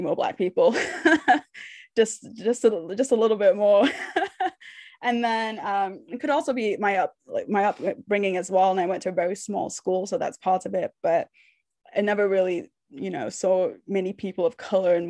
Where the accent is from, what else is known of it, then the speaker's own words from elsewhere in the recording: Nova Scotia, Canada; moved away; also born or lived in Manchester; I'm from Nova Scotia. I lived in Manchester for a long time, but I lived in Nova Scotia longer